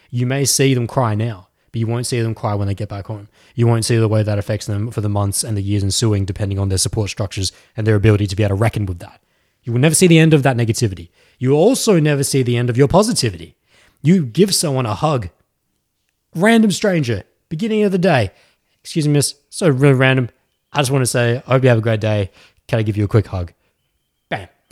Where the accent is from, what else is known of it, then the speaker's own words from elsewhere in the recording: Australia; I'm actually from Australia.